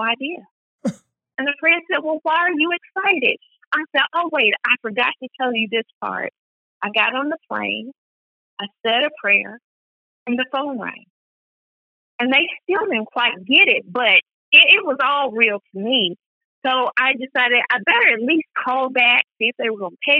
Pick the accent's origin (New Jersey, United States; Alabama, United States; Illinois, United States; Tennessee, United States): Alabama, United States; Athens; I was born and raised in Athens, Alabama